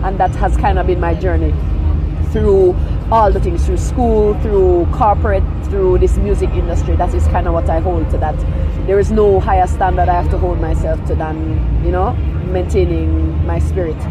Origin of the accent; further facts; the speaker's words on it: Kingston, Jamaica; also born or lived in Falmouth, Trelawny, Jamaica; originally from Trelawney, West what? Jamaica, yeah. And then I grew up in Kingston.